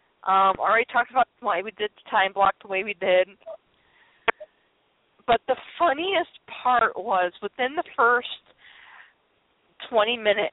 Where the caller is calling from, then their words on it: Illinois, United States; I was calling from Illinois into New York